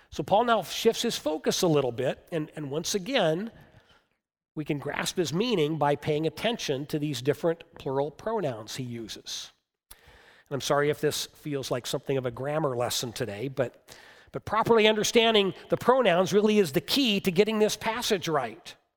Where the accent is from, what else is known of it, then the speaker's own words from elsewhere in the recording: United States; us as Americans